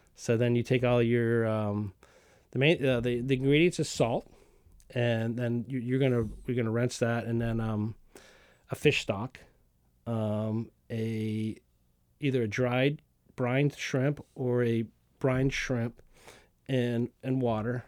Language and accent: English; the South, Southern United States, United States; being a Southerner with my mom and, and my mom canned